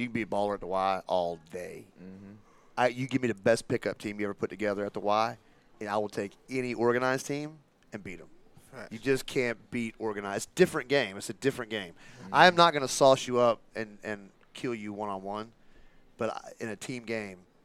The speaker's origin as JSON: {"language": "English", "region": "California", "country": "United States", "tie": "born or raised there", "moved": "as an adult", "said": "I grew up in California"}